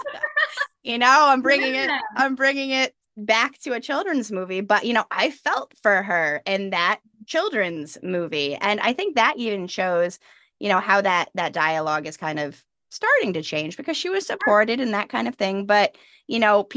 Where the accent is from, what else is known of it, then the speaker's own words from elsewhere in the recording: New York, United States; now in Charleston, United States; I grew up in New York. You know, I had four seasons, not the city